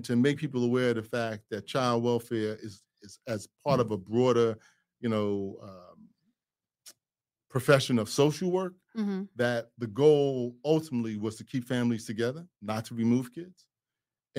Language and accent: English; New York City, New York, United States; I'm a kid from Brooklyn.